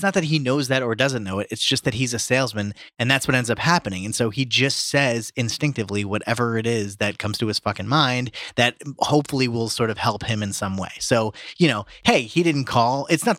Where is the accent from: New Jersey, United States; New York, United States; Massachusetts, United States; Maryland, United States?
New Jersey, United States; I grew up in Jersey, so maybe it's just a thing.